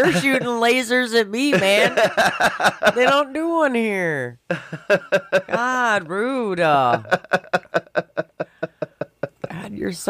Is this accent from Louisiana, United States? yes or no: no; Schaumburg, Illinois, United States; growing up in Schaumburg